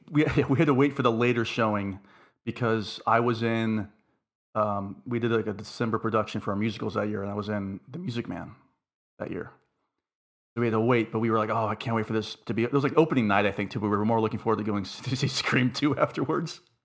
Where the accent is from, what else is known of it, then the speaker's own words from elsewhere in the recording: Florida, United States; I grew up in Florida